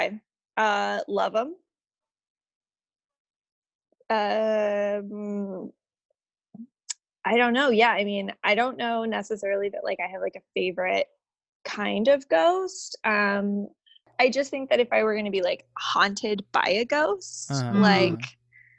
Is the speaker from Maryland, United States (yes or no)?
yes; Southern Maryland, United States; I grew up in Southern Maryland, and down here we have a state park